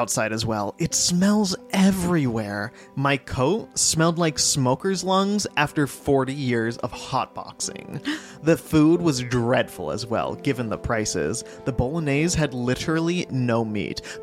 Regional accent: United States; I'm American.

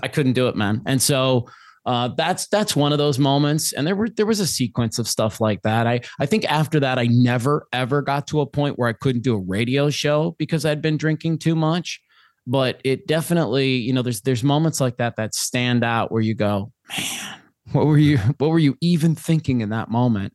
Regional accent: Minnesota, United States; now in Phoenix, United States; I'm originally from Minnesota, your neighbor to the west

